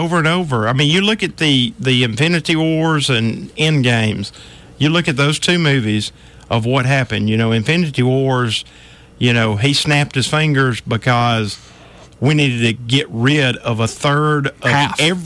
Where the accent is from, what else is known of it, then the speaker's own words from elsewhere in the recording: United States; I'm American.